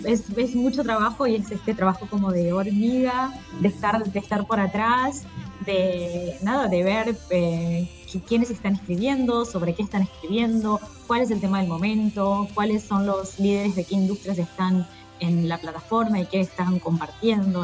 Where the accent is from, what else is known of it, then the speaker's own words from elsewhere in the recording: Buenos Aires, Argentina; moved away as an adult; now in São Paulo, Brazil; soy de Buenos Aires